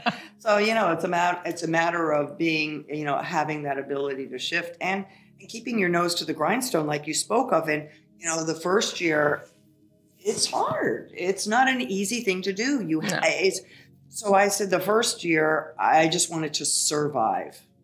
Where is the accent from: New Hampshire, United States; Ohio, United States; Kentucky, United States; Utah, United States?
Ohio, United States; also born or lived in New York; now in Florida, United States; I'm from Ohio. We have so much snow there